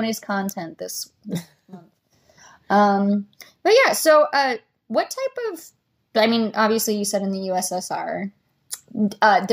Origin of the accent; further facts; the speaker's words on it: United States; As an American